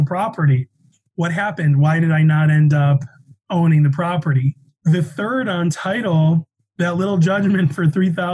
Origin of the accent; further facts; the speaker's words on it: Chicago, Illinois, United States; also born or lived in Denver; now in Colorado, United States; I'm from Chicago.